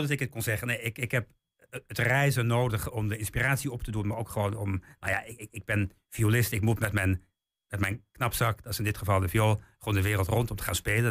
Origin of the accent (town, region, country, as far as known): Weerselo, Overijssel, Netherlands; born or raised there; also born or lived in England